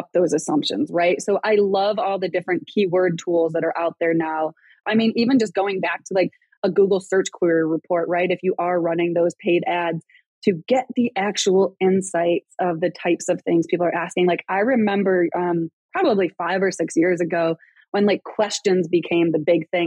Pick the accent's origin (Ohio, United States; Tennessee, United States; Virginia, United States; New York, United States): New York, United States; Rochester; accent: Rochester accent; moved away; I grew up in Rochester, New York, and I don't know if people like know, like there's a Rochester accent